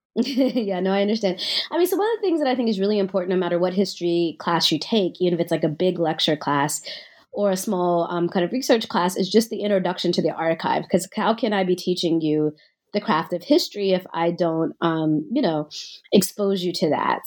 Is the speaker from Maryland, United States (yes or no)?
no; Nashville, Tennessee, United States; I grew up in Nashville, Tennessee.